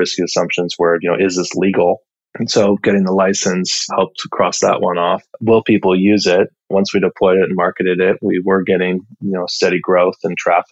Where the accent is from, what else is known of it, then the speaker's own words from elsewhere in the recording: Edmonds, Washington, United States; also born or lived in Salem, Oregon; I'm from Edmonds, Washington, just north of Seattle